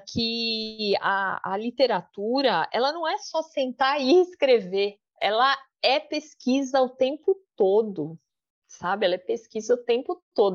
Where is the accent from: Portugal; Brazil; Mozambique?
Brazil; sou brasileira